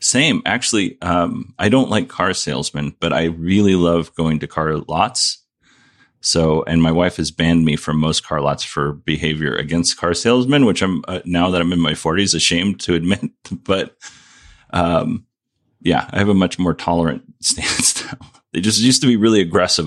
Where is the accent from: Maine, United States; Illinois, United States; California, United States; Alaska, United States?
Alaska, United States; Kenai Peninsula; moved away; I grew up on the Kenai Peninsula, which includes Nikiski, Soldotna, Kenai